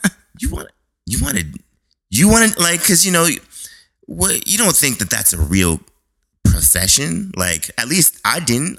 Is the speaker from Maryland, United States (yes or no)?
no; Boston, Massachusetts, United States; I was born in Boston, Massachusetts. Uh, uh, grew up. Well, my neighborhood was Mattapan. It's a uh, it's, it's like the inner city of Boston.